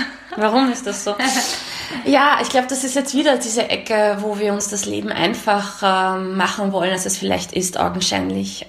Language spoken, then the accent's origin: German; Austria; also born or lived in Romania; ich bin hier geprägt, hier zur Schule gegangen, hier aufgewachsen. Ähm, ich würde mich als Österreicherin sehen